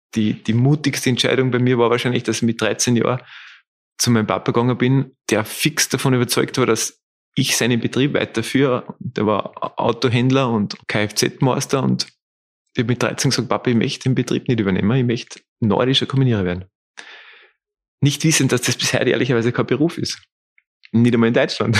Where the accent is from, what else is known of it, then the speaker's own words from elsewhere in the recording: Austria; bei uns in Österreich